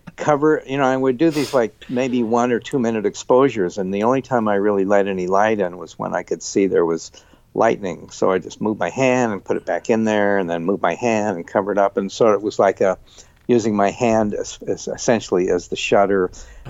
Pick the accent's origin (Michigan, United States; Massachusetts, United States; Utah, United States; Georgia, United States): Utah, United States; Salt Lake City; I grew up in Salt Lake City